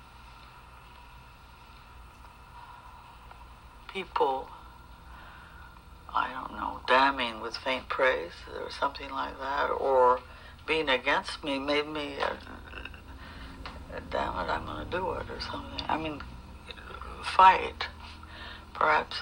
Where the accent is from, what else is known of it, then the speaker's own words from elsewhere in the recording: United States; now in France; I'm an American gestural painter